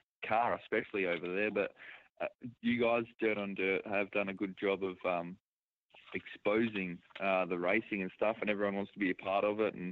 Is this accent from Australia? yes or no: yes; Bunbury, Western Australia, Australia; I'm from Bunbury, which is about an hour and a half away.